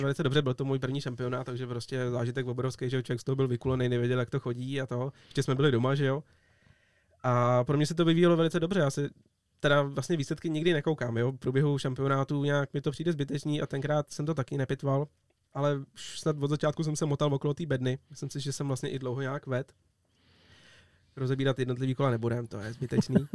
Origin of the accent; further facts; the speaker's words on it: Czechia; tady u nás na Sázavě